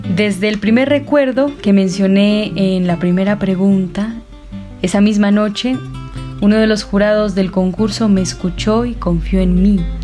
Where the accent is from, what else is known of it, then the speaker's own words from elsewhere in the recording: La Cruz, Nariño, Colombia; moved away as an adult; also born or lived in Cali; Les hablo desde La Cruz Nariño, mi pueblo natal, un pueblito mágico lleno de artistas.